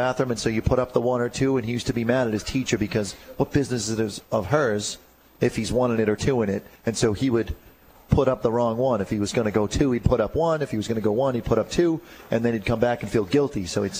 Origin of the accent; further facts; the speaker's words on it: Haverhill, Massachusetts, United States; as a kid, I grew up in Haverhill on 4th Ave, and I was 5 or 6, and back then, the fact that the neighborhood was as rough as it was didn't bother my parents